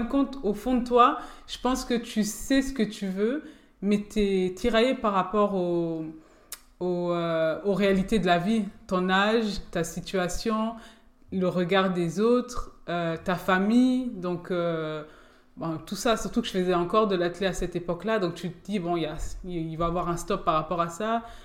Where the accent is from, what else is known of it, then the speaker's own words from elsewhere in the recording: Forbach, Grand Est, France; also born or lived in Germany / Metz / Nancy; de base, je suis de Forbach.